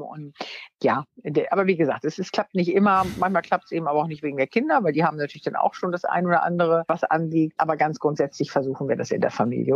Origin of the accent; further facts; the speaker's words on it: Wunstorf, Lower Saxony, Germany; bin aufs, äh, Gymnasium gegangen in Wunstorf, also da, wo ich herkomme, in Niedersachsen